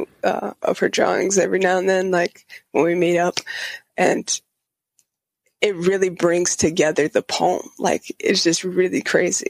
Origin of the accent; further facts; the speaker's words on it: Spring Lake, Michigan, United States; I'm from Michigan, Spring Lake area, which is Grand Rapids